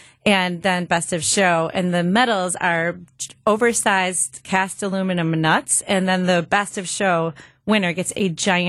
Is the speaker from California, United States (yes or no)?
no; Grafton, Wisconsin, United States; So I'm from the area. I grew up in Grafton. I'm a proud University of Wisconsin-Milwaukee alum.